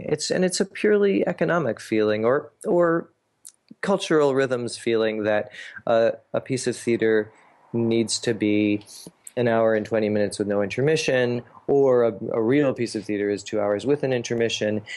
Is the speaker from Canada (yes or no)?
yes; Canada; also born or lived in New York City, United States / Portland, United States / Buenos Aires, Argentina; now in Ithaca, United States; I grew up in Canada